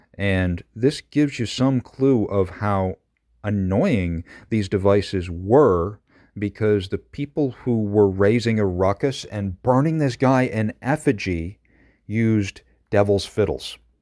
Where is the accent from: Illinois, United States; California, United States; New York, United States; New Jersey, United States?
New York, United States; Madison County; I grew up in Madison County. This is from Chittenango